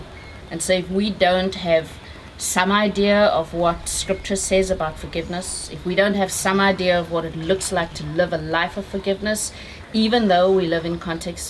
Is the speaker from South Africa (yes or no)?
yes; South Africa; As a South African